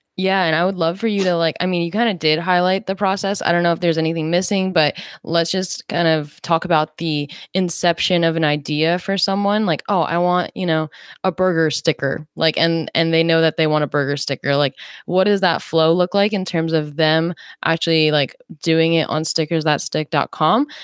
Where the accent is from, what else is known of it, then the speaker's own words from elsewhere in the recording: New Jersey, United States; I actually grew up in South Jersey